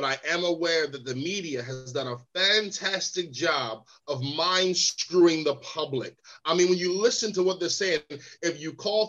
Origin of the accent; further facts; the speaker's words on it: Baltimore, Maryland, United States; now in United Kingdom; I'm from Baltimore, Maryland, one of the most violent places in America, home of The Wire and Hairspray. How that works, I don't know. Came to the UK 2001 because my mom is a British citizen. So I got both passports